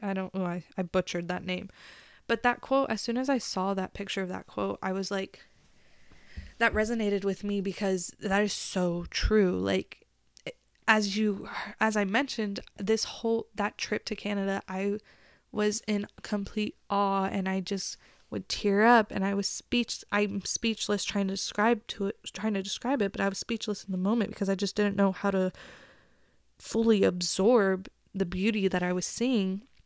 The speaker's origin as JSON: {"language": "English", "region": "Texas", "country": "United States", "said": "I was from Texas"}